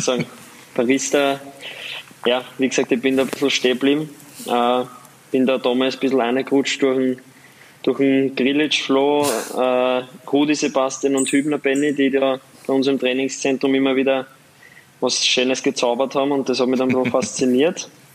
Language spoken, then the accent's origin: German; Waldviertel, Lower Austria, Austria; accent: Waldviertler Dialekt; moved away; mein Waldviertler Dialekt